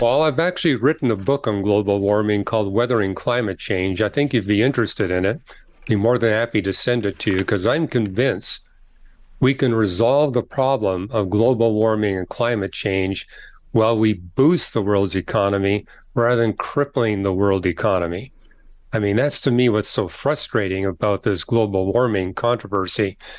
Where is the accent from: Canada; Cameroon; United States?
Canada; I'm from Canada